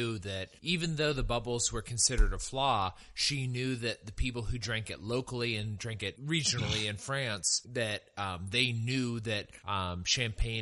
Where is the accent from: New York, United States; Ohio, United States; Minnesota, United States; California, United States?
California, United States; El Dorado County; now in Texas, United States; I'm from the foothills in El Dorado County, and also beautiful, very different area